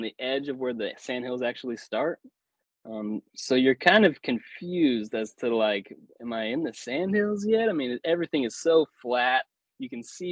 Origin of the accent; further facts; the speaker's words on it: the Ozarks, United States; I'm from the Ozarks